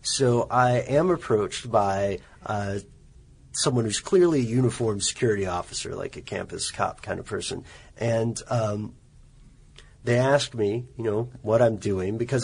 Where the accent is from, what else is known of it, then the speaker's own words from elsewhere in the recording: Nashville, Tennessee, United States; I was born in Nashville